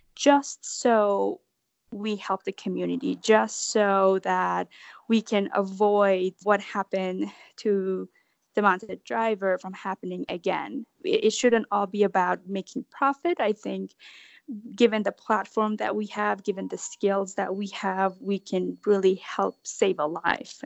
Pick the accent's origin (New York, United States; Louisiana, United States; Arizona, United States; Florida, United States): Florida, United States; West Palm Beach; moved away; I'm from West Palm Beach, Florida.